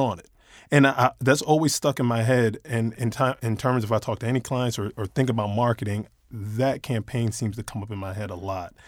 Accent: New York, United States; moved away; I, I'm originally from New York

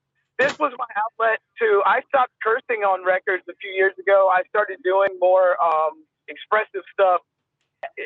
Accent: United States; as an American

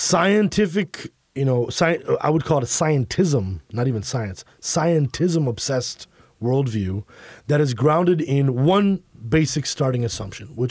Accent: Chicago, Illinois, United States; I was born in Chicago

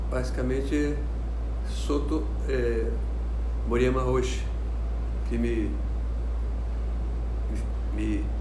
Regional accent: Rio de Janeiro, Brazil; aqui no Brasil, aqui na, onde eu fui criado, aqui no Rio de Janeiro

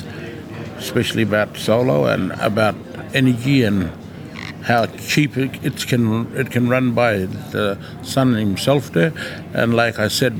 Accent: Tennant Creek, Northern Territory, Australia; I'm from Tennant Creek, from the Barkly.

